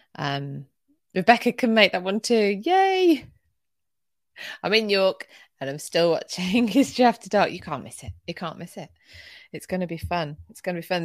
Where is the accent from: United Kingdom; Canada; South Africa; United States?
United Kingdom; not the South of England; accent: northern (short-a Bath); I say Bath 'cause I'm not from the South